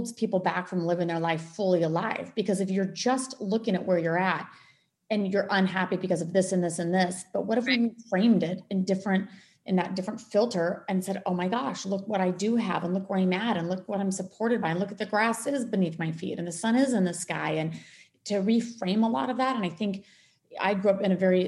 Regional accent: Colorado, United States; moved away; also born or lived in Maui, Hawaii; I grew up in Colorado

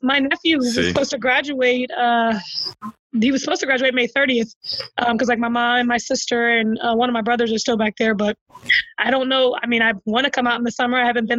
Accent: Penland, United States; And the house that like my girl Kristen Thompson, we grew up together in Penland.

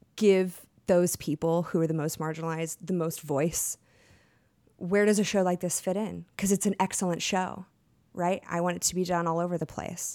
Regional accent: Texas, United States; I'm from Texas

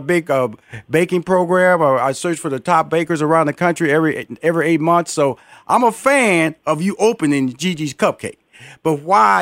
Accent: Houston, Texas, United States; I'm from Houston, Texas

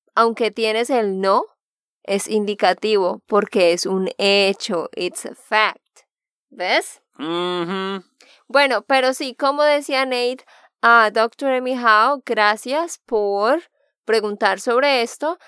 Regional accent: Santander, Colombia; de Santander, Colombia

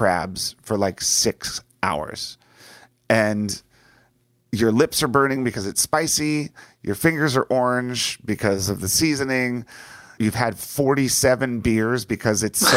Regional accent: D.C., Virginia, United States; moved away as an adult; also born or lived in Los Angeles; where I grew up in Virginia, just outside of Washington, D.C.

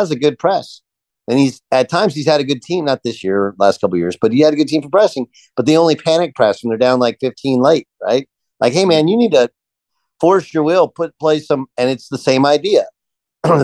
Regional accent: Texas, United States; You know, I grew up in Texas. They didn't recruit me.

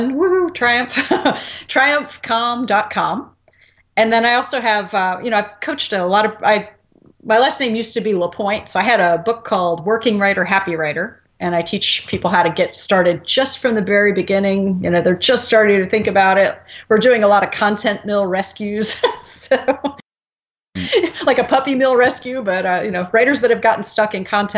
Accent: New Jersey, United States; I'm from New Jersey

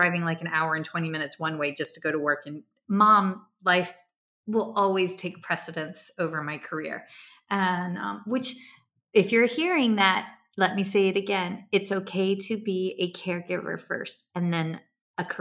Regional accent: Virginia, United States; moved away as an adult; also born or lived in South Carolina; I grew up in Virginia, moved to South Carolina and worked there

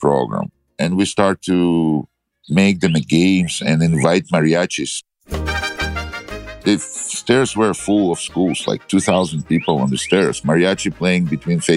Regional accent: Kyiv, Ukraine; English is a second language; moved away as an adult; also born or lived in Mexico; now in Scottsdale, United States; And originally I'm from Kiev, Ukraine. I was born in Soviet Union.

